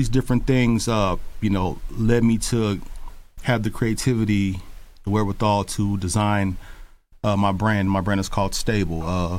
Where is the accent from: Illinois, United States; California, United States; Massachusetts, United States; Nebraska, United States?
California, United States; Richmond; also born or lived in New York; I am from the Bay Area. I grew up in a small suburb called Hilltop, right outside of Richmond. And my father's from New York, from Brooklyn. My mom is from Oakland.